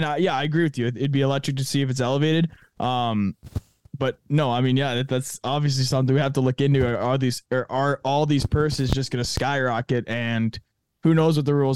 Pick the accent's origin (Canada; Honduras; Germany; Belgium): Canada; I'm a Canadian